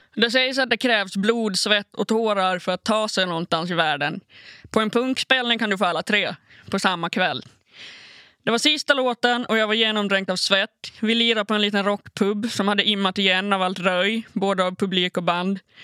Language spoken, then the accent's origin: Swedish; Åland Islands; also born or lived in Malmö, Sweden; spela i garageband hemma på Åland